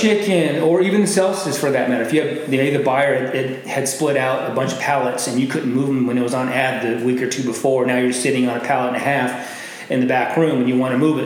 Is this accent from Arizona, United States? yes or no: yes; Glendale, Arizona, United States; I'm from here. Um, I grew up in Glendale, so the West Valley. I went to Apollo High School.